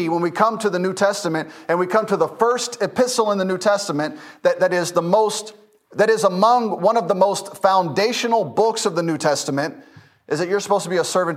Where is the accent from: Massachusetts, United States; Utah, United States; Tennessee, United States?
Tennessee, United States; Memphis; now in Lucedale, United States; I grew up in Memphis, Tennessee.